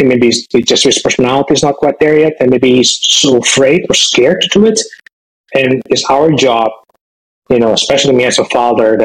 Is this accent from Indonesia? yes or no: yes; Indonesia; moved away as an adult; also born or lived in San Francisco Bay Area, United States; now in Bay Area, United States; I'm originally from Indonesia. I came to the United States as a foreign student when I was after finishing high school